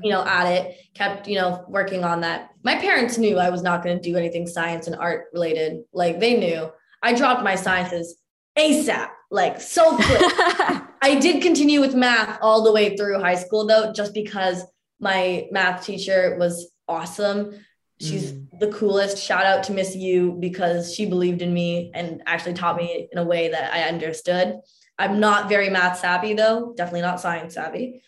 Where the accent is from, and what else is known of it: Mississauga, Ontario, Canada; born or raised there